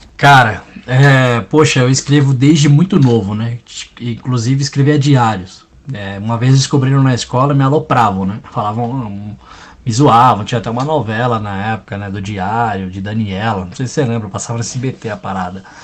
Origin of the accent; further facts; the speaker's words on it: São Paulo, Brazil; Cresci no Jardim São Luís, Zona Sul de São Paulo, próximo do Capão, Parque Santo Antônio